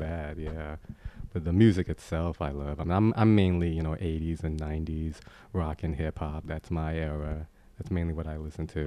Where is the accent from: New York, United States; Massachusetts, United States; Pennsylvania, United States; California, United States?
New York, United States; New York City; I grew up in Queens, New York